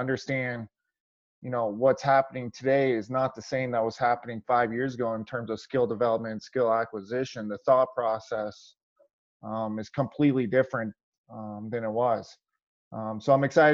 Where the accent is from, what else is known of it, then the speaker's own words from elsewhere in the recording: California, United States; also born or lived in Woodland, California; now in Cedar Rapids, United States; Growing up in California, there wasn't much ice hockey, so it was a lot of roller hockey.